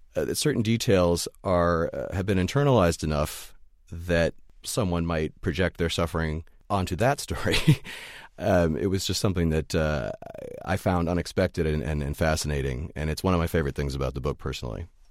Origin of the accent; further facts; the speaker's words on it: United States; now in New York, United States; my life as an American